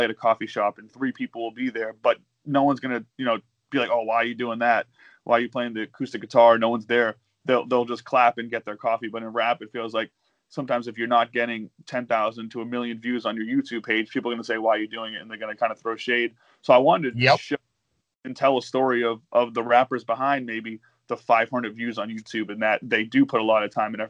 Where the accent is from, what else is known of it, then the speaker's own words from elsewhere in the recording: Lynn, Massachusetts, United States; also born or lived in Hartford, Connecticut; my hometown, and this is who I grew up with.